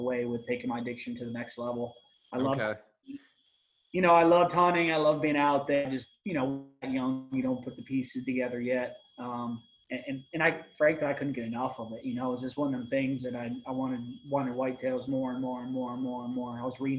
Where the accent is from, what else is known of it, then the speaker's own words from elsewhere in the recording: Ohio, United States; also born or lived in Michigan; I'm from Michigan originally, moved to Ohio. I was about 12 years old, so cut my teeth bow hunting here in central Ohio.